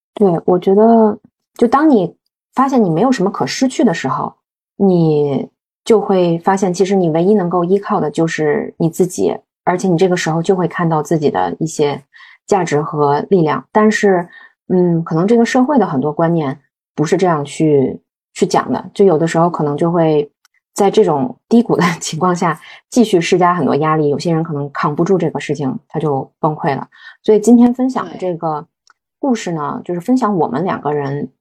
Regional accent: Beijing, China; moved away as an adult; also born or lived in Shanghai / Shenzhen; now in Chengdu, China; 而且作为一个北京土著，我已经移居到成都两年半了，所以我们两个其实都是一

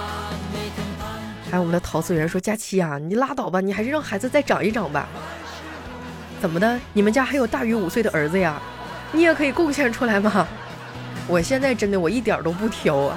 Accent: northern China, China; 就在我们北方呢，那个，呃，猪，猪的蹄子啊，就猪脚，我们这边儿都叫猪蹄儿

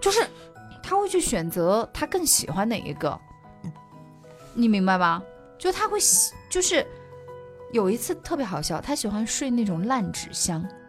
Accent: Sichuan, China; now in Kunming, China; 我作为一个四川人啊，常年不见阳光的，就是嗯。我们那个地方，就是也不是说不见阳光，它有，但是的话呢，不会那么明媚

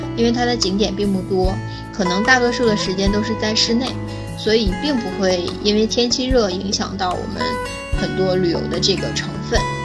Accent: China; 对我们中国人来说

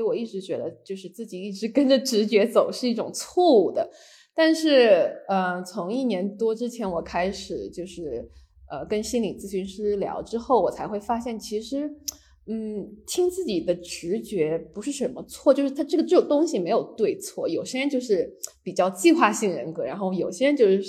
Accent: Beijing, China; also born or lived in Hainan, China / San Francisco, United States; 我是在就是海南出生的，然后小时候基本上跟着爸妈是，嗯，在旧金山和北京长大，然后在北卡上学

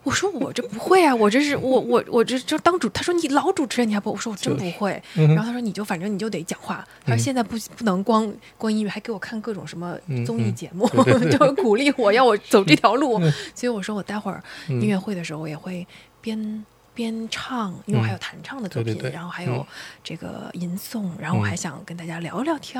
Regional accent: Yangzhou, Jiangsu, China; 那我是江苏扬州人，所以我就用家乡话把它念出来

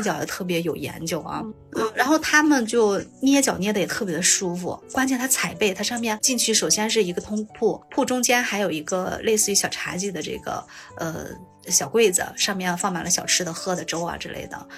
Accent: Shanxi, China; 我们山西这边暖气大多都供得挺好的

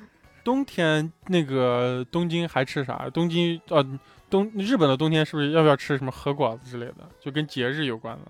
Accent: northern China, China; 我作为一个北方人，我脑子里想象的年味儿啊，就是一家人坐在一起，窗户上贴着窗花，然后窗户上冻墩儿冰溜子

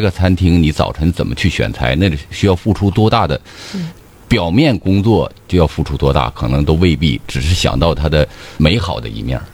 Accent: China; 我们中国人

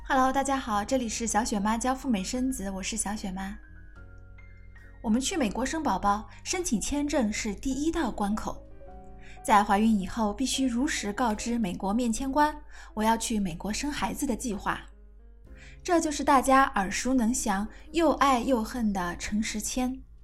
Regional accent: China; 我们中国人

